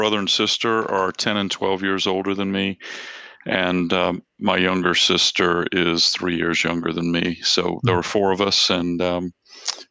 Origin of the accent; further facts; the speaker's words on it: South Georgia, United States; also born or lived in Macon, Georgia; now in Washington, D.C. area, United States; I grew up in South Georgia